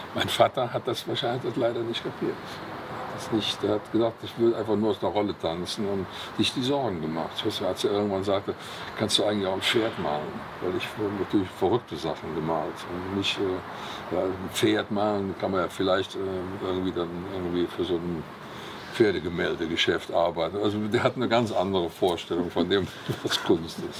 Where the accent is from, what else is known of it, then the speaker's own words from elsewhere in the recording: Cologne, North Rhine-Westphalia, Germany; am Severinsklösterchen, wo ich geboren bin oder da, wo ich aufgewachsen bin